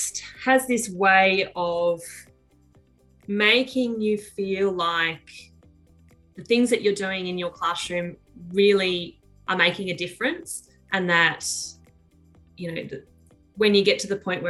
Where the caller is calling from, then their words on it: Tumut, New South Wales, Australia; I'm phoning in from New South Wales at the base of the Snowy Mountains in a little town called Tumut